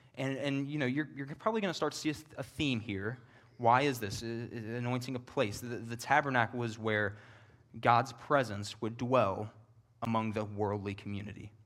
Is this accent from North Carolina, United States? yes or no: no; Northern Kentucky, United States; moved away as an adult; also born or lived in Knoxville, Tennessee; I'm from Northern Kentucky. It's where I was born and raised